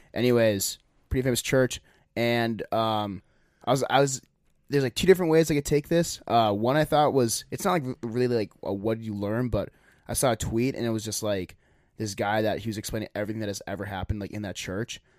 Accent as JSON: {"language": "English", "country": "United States", "said": "we're from America"}